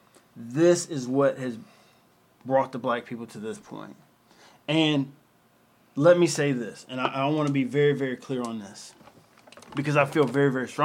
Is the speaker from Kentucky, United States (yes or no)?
yes; Louisville, Kentucky, United States; I grew up in Louisville, Kentucky. That's where I'm from